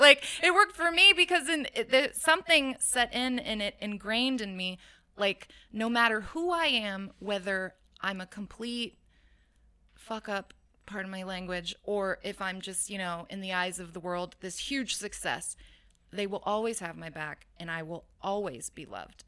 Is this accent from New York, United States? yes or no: no; Oakland, California, United States; also born or lived in Hayward, California; born in Hayward, raised in Oakland